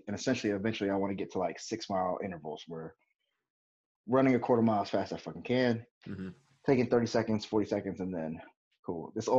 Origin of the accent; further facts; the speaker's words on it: Anchorage, Alaska, United States; also born or lived in Destin / Minnesota / Texas / California; I'm just kind of all over the place right now, like most of my life has been. I grew up in Anchorage, Alaska, but from Anchorage, before I got there, I was living here in Destin